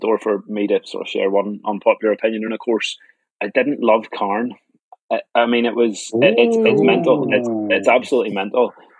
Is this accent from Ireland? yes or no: yes; Ireland; I grew up in Ireland